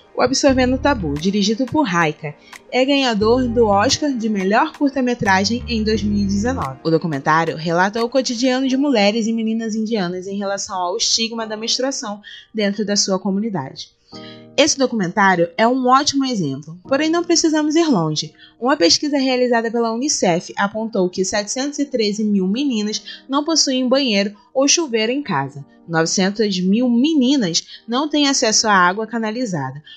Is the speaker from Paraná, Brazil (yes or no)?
no; Rio de Janeiro, Brazil; Sou carioca